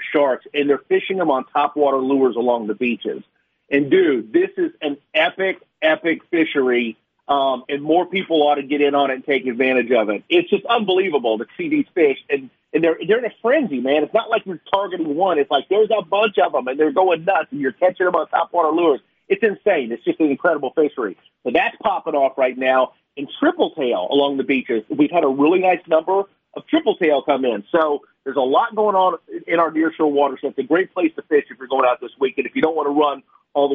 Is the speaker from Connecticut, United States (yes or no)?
no; Florida, United States; born and raised in Florida, like me